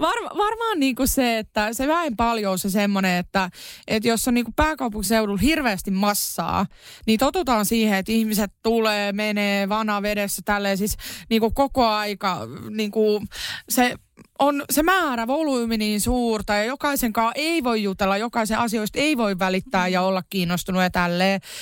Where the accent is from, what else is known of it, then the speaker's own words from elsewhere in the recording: Kerava, Uusimaa, Finland; mä oon Keravalta kotosi